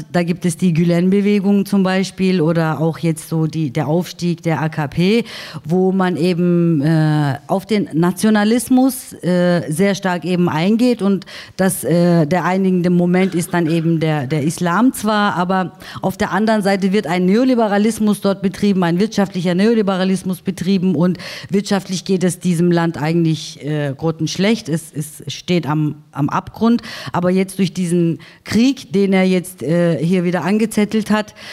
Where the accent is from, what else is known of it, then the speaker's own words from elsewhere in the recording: Baden-Württemberg, Germany; Also ich bin in Süddeutschland groß geworden, in einem schwäbischen Dorf.